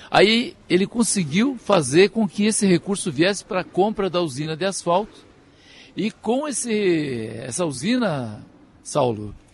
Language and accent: Portuguese; Juiz de Fora, Minas Gerais, Brazil; meu chão, né? A minha terra, eu sou lá de Juiz.